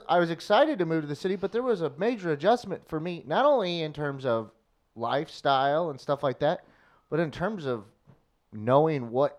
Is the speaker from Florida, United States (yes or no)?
no; Missouri, United States; And I can relate to that growing up in St. Charles County.